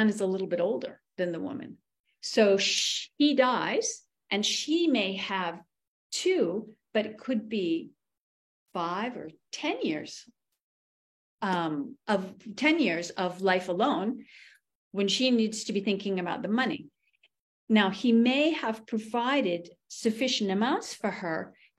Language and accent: English; New England, United States; where I grew up in New England, money is kind of considered crass